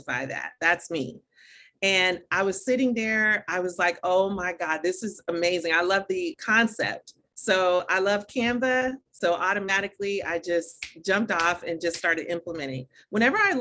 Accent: Dayton, Ohio, United States; also born or lived in Atlanta, Georgia; now in Florida, United States; I was born and raised in Dayton, Ohio. So I'm really very much, you know, Midwest all the way

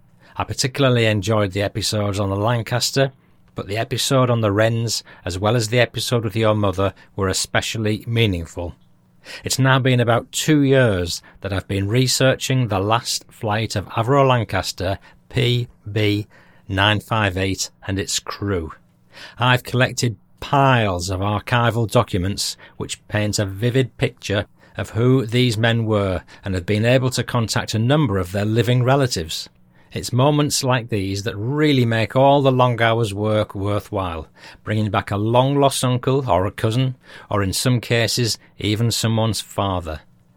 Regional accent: Australia; accent: Australian; just phoned to take the mickey out of my Australian accent

